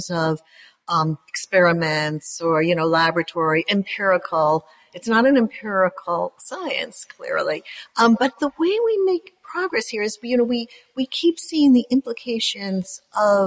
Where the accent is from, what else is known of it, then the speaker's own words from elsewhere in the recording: United States; being American